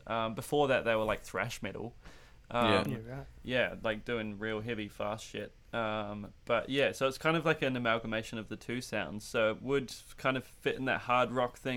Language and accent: English; Wellington, New Zealand; now in Melbourne, Australia; Yeah, I'm Wellington